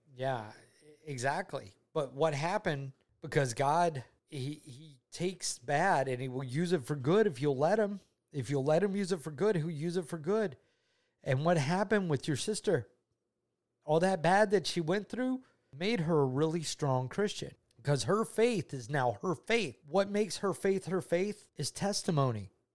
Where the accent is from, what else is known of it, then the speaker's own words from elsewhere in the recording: Georgia, United States; I'm from Georgia. I've been a Georgia native all my ni-, all my life